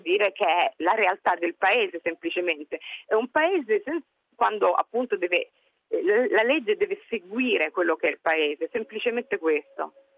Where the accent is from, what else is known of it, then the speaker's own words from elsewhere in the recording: Italy; siamo nati in Italia, quindi non è che uno migra, o sei nato, cresciuto